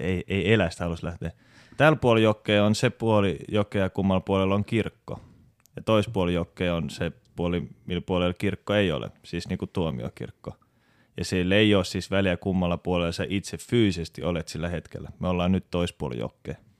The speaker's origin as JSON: {"language": "Finnish", "town": "Helsinki", "region": "Uusimaa", "country": "Finland", "moved": "as an adult", "lives_now": "Turku, Finland", "said": "mä oon alun perin Helsingistä. Mä muutin 2012 Turkuun"}